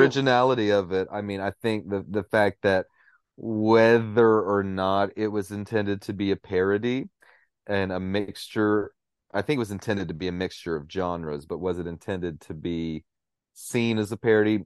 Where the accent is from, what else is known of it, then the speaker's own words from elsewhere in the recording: Cookeville, Tennessee, United States; moved away; I've got a cousin in, uh, my hometown of Cookville